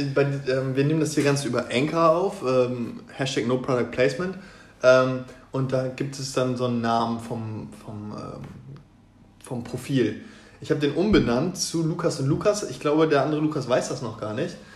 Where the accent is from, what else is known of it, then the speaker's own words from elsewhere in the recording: Osnabrück, Lower Saxony, Germany; now in Hanover, Germany; ich komme aus Osnabrück ursprünglich